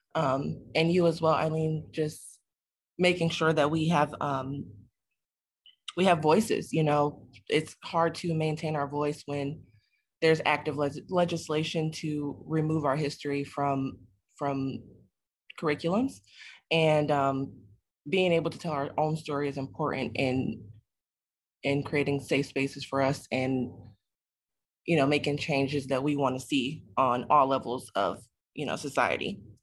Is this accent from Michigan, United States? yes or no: yes; Detroit, Michigan, United States; a native Detroiter